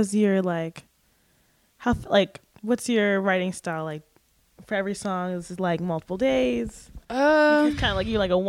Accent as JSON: {"language": "English", "region": "New York", "country": "United States", "said": "I'm from New York."}